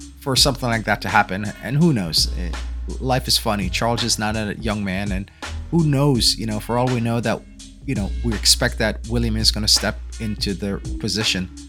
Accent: Jamaica; now in United States; As a Jamaican

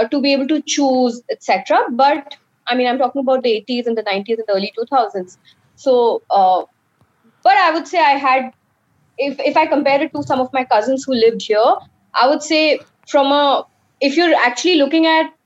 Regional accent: Jodhpur, Rajasthan, India; moved away as an adult; also born or lived in Delhi; now in Mumbai, India; I was born in Jodhpur. Okay. That's where my dad was posted. I did my schooling in pretty much a lot of places in Rajasthan

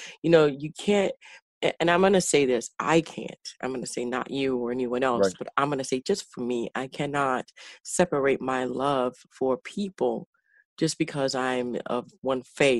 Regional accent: Chicago, Illinois, United States; I'm from Chicago, all right?

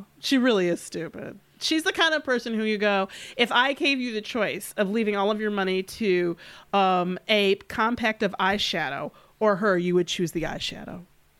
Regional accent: Detroit, Michigan, United States; my fellow so Detroiter

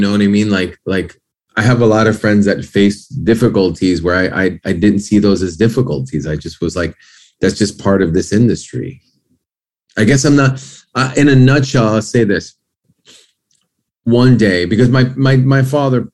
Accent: New York, United States; also born or lived in Lima, Peru / Miami; now in Los Angeles, United States; I was born in Peru and I went to Miami when I was like 2.5, maybe. And then we moved to New York

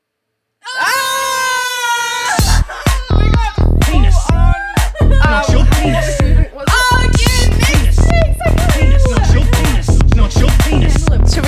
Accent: New Zealand; We're from New Zealand

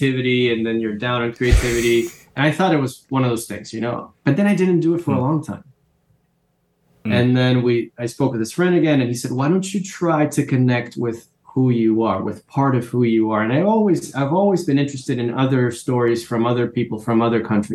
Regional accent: Caracas, Capital District, Venezuela; moved away as an adult; now in New York, United States; Most of my friends also were living in Caracas, in my hometown

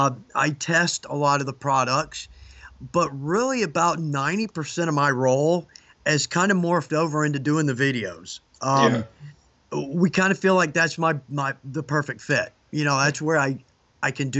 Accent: Atlanta, Georgia, United States; accent: southern; I was born in Atlanta, moved back here

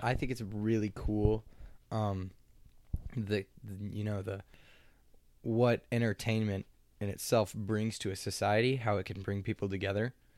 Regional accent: Lawrence, Kansas, United States; I was born and raised in Lawrence

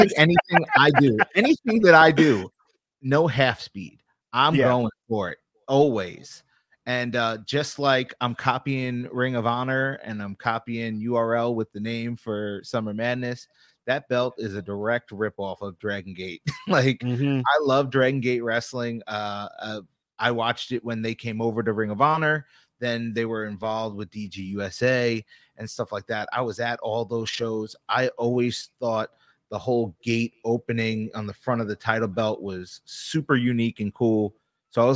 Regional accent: Long Island, New York, United States; I'm an East Coast guy. Like, I'm from New York. Tri-state till

